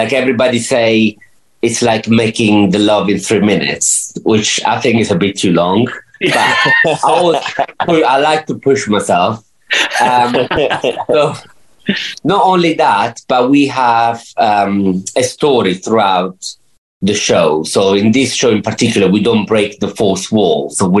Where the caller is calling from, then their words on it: Spain; also born or lived in United Kingdom; I'm in Spain.